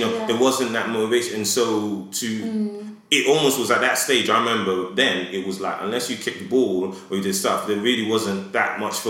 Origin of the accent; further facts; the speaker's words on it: Edmonton, Alberta, Canada; I remember when I grew up in Edmonton, you know, and I wanted to go to med school.